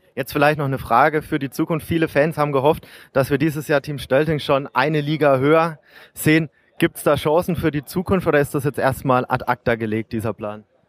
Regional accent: Regensburg, Bavaria, Germany; Als Regensburger bin ich natürlich stolz

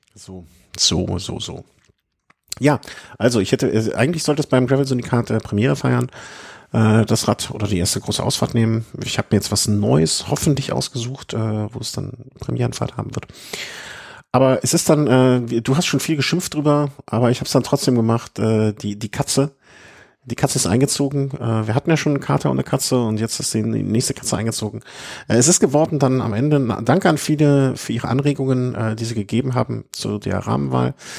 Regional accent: Cologne, North Rhine-Westphalia, Germany; für mich als Kölner

